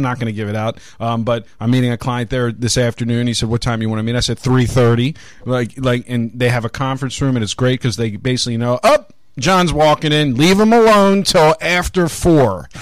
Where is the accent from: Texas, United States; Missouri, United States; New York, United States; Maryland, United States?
Maryland, United States; Baltimore; growing up in Baltimore